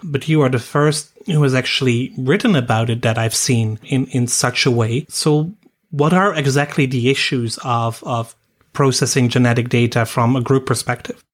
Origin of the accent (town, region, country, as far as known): Netherlands